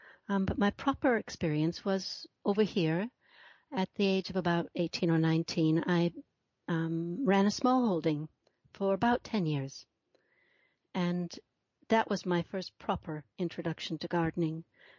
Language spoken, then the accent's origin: English; London, United Kingdom; also born or lived in Minnesota, United States; No, I'm in London, central London, in the UK. Okay. I was born in the States. I was born in Minnesota and came over here as a girl and have stayed.